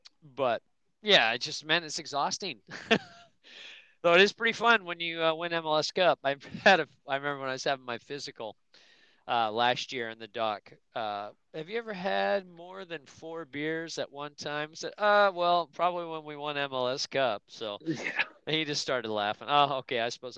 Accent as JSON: {"language": "English", "region": "England", "country": "United Kingdom", "said": "I mean, I like Celtic just because I'm English, and actually Scottish."}